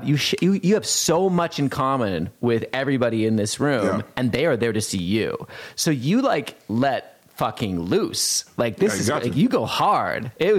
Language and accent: English; Montana, United States; I'm from Montana.